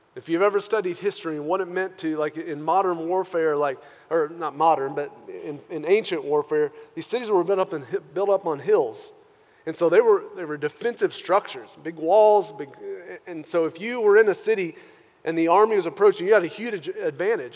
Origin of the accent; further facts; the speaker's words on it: United States; us as Christian American believers